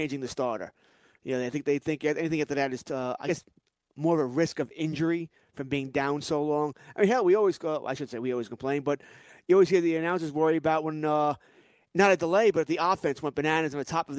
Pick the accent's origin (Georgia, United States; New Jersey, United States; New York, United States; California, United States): New York, United States; Long Island; growing up on Long Island back in the 70s and 80s